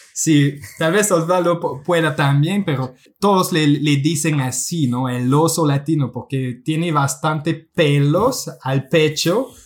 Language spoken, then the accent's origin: Spanish; Quebec, Canada; first language French; Spanish is a second language; Soy un canadiense de la parte francesa de Quebec, así que mi, mi primer idioma es el francés